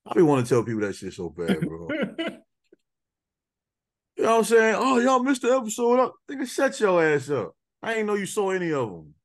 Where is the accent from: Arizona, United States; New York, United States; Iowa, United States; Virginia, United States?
New York, United States; growing up in New York